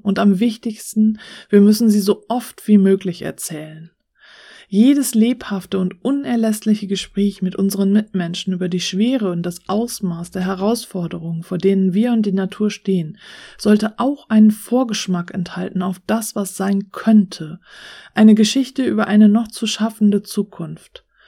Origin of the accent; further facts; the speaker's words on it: Germany; hier bei uns in Deutschland